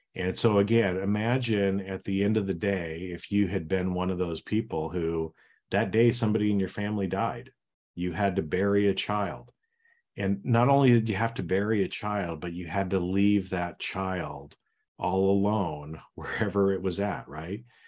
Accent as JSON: {"language": "English", "region": "Idaho", "country": "United States", "tie": "born or raised there", "said": "I grew up in Idaho"}